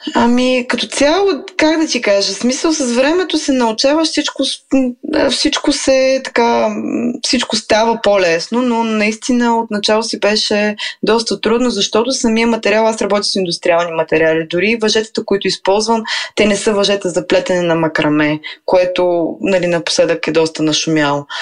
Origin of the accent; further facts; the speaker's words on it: Veliko Tarnovo, Veliko Tarnovo Province, Bulgaria; now in Sofia, Bulgaria; аз съм от Велико Търново